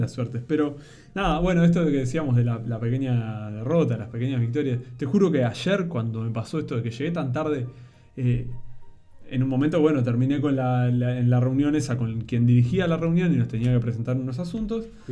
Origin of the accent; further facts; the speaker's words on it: Uruguay; yo soy uruguayo